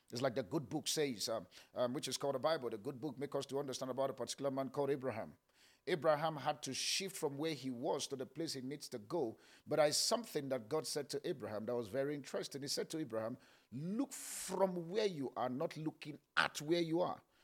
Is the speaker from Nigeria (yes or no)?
yes; Kaduna, Kaduna State, Nigeria; I was born in Kaduna Barrack.